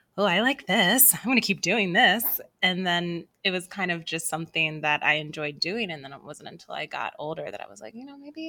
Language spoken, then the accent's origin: English; Collegeville, Pennsylvania, United States; In a little town called Collegeville, Pennsylvania.